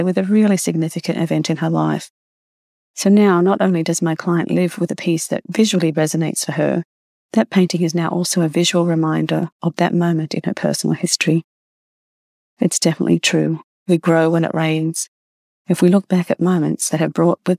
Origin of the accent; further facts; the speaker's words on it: Australia; now in Canada; When I was a child growing up in Australia